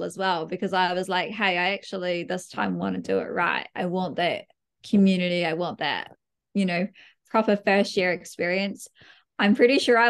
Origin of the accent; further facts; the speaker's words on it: Dunedin, Otago, New Zealand; I was from Dunedin as well